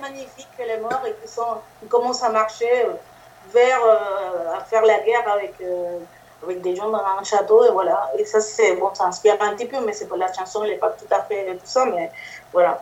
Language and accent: French; Puerto Rico; French is a second language; moved away; je viens de Porto Rico.